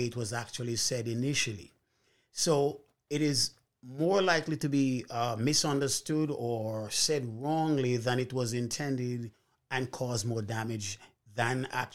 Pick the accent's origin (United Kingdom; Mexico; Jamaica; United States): Jamaica; moved away; When I grew up in Jamaica, as a young man